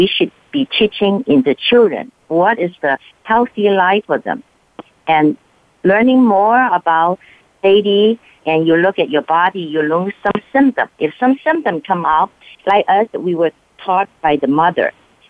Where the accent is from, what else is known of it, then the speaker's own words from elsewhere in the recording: California, United States; So I come from California.